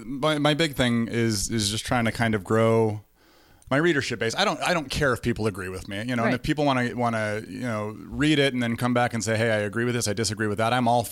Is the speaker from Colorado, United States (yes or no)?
yes; Denver, Colorado, United States; moved away as an adult; now in Omaha, United States; I was born and raised in Denver, outside of Denver, and moved here in 2011 to Omaha to be the assistant volleyball coach at College of St. Mary.